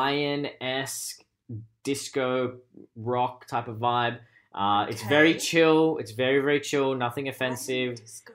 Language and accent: English; Canada; I'm Canadian.